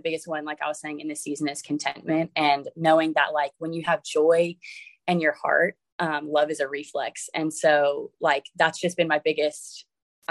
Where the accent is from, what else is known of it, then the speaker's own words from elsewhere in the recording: Florida, United States; moved away as an adult; now in Virginia, United States; I moved all the way from my hometown in Florida to Virginia